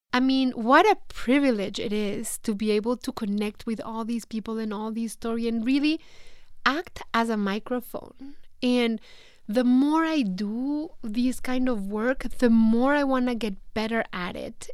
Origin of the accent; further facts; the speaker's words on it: Mexico; accent: Mexican; English is a second language; moved away as an adult; now in United States; feeling, you know, so Mexican, feeling, missing Mexico so much.